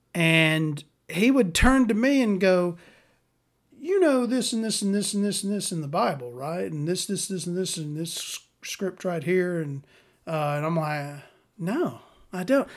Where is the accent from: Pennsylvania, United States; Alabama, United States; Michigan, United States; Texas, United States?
Alabama, United States; I'm from Alabama